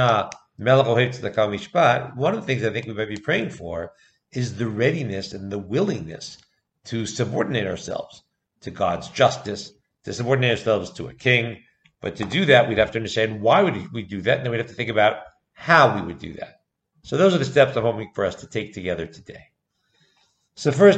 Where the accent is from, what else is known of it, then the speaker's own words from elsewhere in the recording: United States; moved away; I grew up in America, I grew up in the US